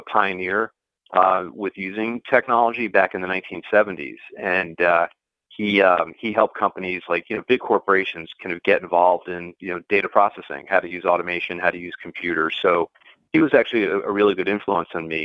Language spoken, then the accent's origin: English; metropolitan New York area, Connecticut, United States; also born or lived in Boston, Massachusetts; I grew up in the metropolitan New York area.